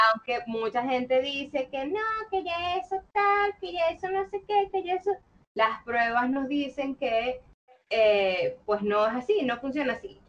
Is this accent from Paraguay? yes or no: no; Maracaibo, Zulia, Venezuela; now in Caracas, Venezuela; soy maracucha, pero vivo en Caracas desde hace ya un buen rato